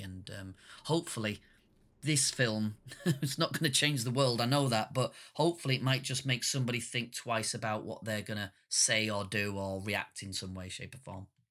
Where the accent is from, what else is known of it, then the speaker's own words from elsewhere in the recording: northern Britain, the north of England, United Kingdom; being a working class northern British man